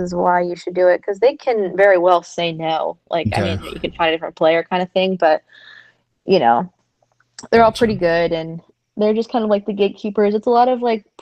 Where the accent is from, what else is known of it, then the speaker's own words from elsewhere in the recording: Tampa, Florida, United States; I was born and raised in Tampa.